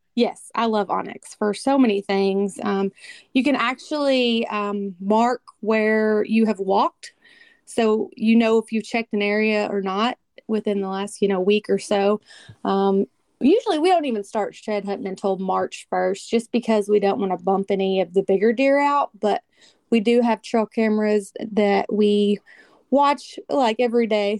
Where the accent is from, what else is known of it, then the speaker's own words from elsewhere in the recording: Kentucky, United States; I'm from Kentucky.